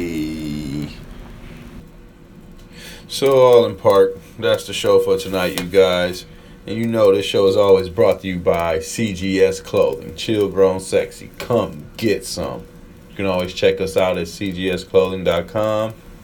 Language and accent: English; Michigan, United States